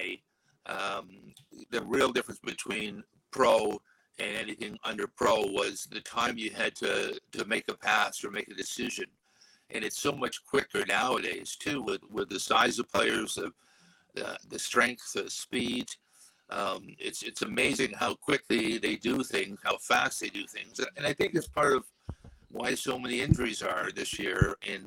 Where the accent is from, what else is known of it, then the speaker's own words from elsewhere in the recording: Toronto, Ontario, Canada; I grew up in the Don Mills area